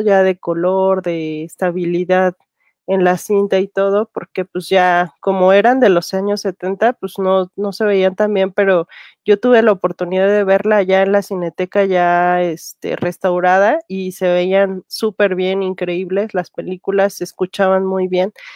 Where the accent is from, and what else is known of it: Mexico